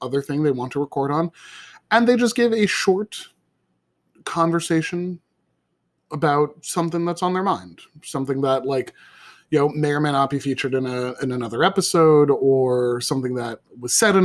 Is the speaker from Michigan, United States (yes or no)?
no; Somers, New York, United States; My hometown is Somers, New York